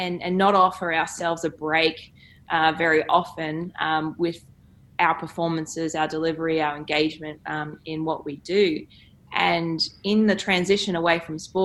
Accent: Queensland, Australia; growing up in Queensland

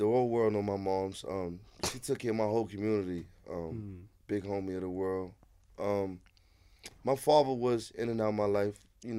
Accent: New York City, New York, United States; I'm from Harlem, so, you know, my block, I'm from 112th, well-known money block for generations.

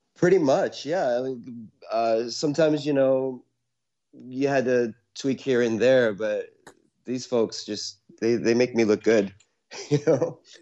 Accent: Syracuse, New York, United States; now in New York City, United States; I was born in Syracuse, born and raised mm-hmm. in Syracuse, New York

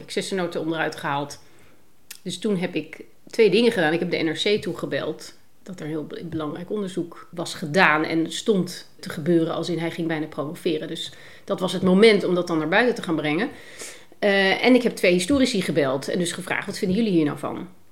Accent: Netherlands; Als Nederlander

